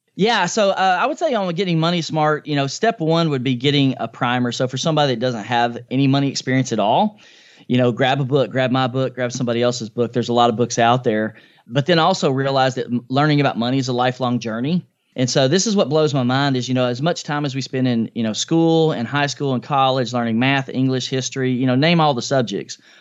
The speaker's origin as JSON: {"language": "English", "town": "Nashville", "region": "Tennessee", "country": "United States", "tie": "born or raised there", "said": "I grew up in a low-income family here in East Nashville, in Nashville, Tennessee, my hometown, which I still live in."}